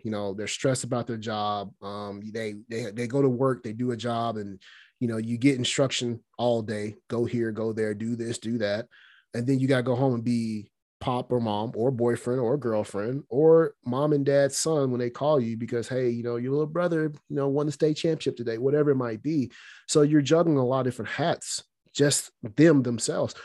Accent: Alabama, United States; moved away; I'm from Alabama.

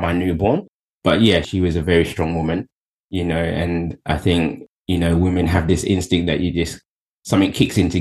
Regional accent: Kettering, United Kingdom; I was born in Kettering, Bedfordshire

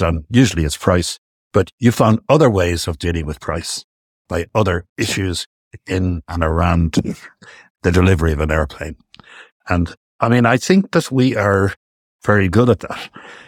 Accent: Ireland; we, I'm speaking of Irish business guys and girls

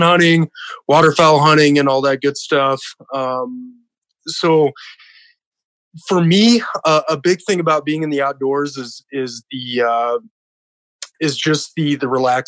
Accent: South Dakota, United States; born and raised in South Dakota

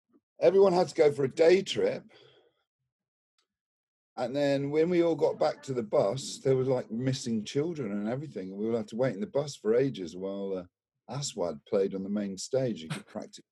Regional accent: Torquay, South West England, United Kingdom; I'm from Torquay, which has always been about hospitality

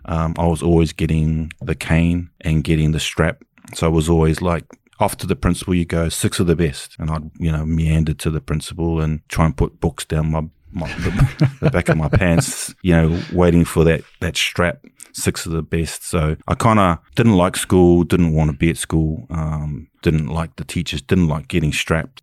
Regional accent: Auckland, New Zealand; I'm from Kelson, West Auckland

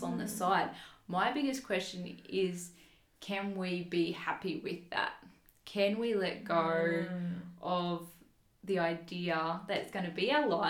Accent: Toowoomba, Queensland, Australia; my hometown is Toowoomba in Queensland

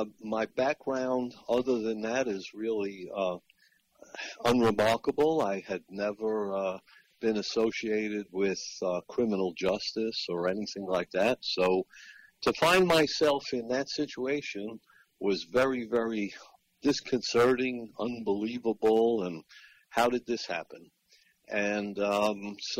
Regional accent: Long Island, New York, United States; moved away as an adult; also born or lived in Florida; I grew up on Long Island in New York

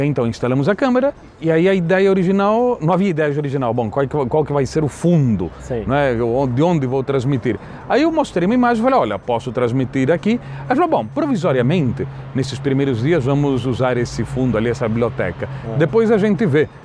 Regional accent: Londrina, Paraná, Brazil; also born or lived in Buenos Aires, Argentina / São Paulo / Governador Valadares; eu me criei em Londrina, eh, Londrina é a minha cidade

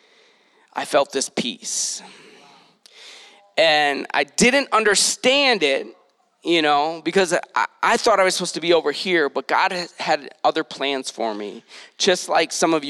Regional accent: Detroit, Michigan, United States; also born or lived in San Diego; now in Utah, United States; I'm originally from Detroit

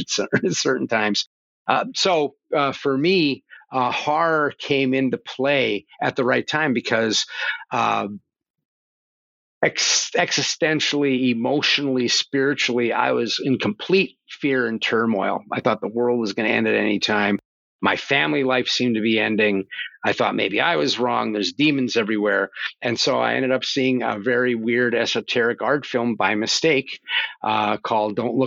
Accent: northeastern Pennsylvania, United States; I grew up in the coal mines of Pennsylvania. It was in northeastern Pennsylvania in a coal mine town.

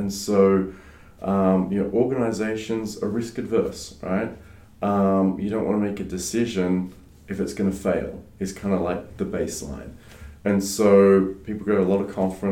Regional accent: Australia; first language French; English is a second language; also born or lived in France; I grew up mainly in Australia, but spent a lot of time in France

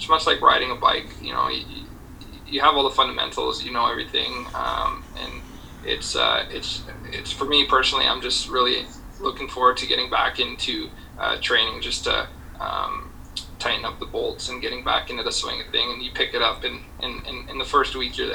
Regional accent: Edmonton, Alberta, Canada; moved away as an adult; I grew up in Edmonton

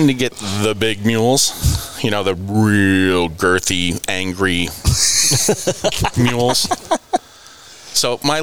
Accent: Northeast, United States; growing up in the Northeast

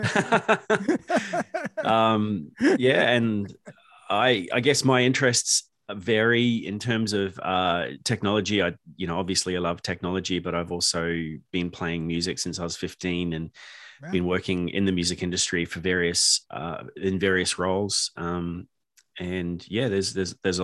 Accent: New Zealand; moved away as an adult; now in Australia; So I'm originally from New Zealand. I grew up there and spent some time working there before moving to Australia around 2000.

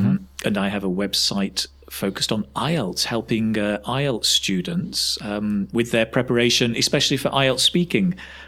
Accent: Manchester, North West England, United Kingdom; moved away as an adult; also born or lived in China; now in Spain; I come from Manchester originally in England.

